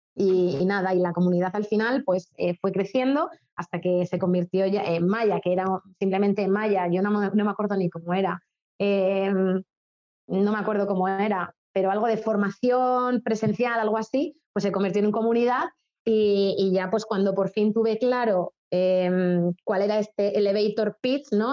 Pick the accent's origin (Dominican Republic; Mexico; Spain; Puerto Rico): Spain; moved away as an adult; also born or lived in China; somos españoles